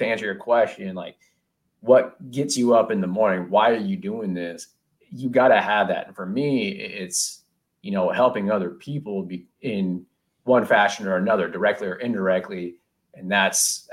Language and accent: English; Silicon Valley, California, United States; growing up in Silicon Valley